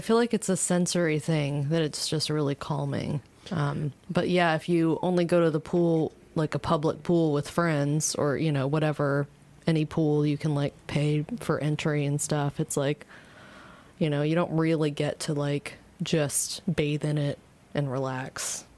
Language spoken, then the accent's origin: English; Virginia, United States; now in Louisville, United States; here in Louisville, even though we're from Virginia